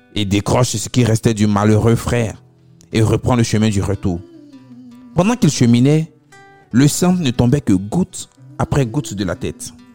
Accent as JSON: {"language": "French", "area": "Abobo", "region": "Abidjan", "country": "Côte d’Ivoire", "said": "chez nous, à Abobo"}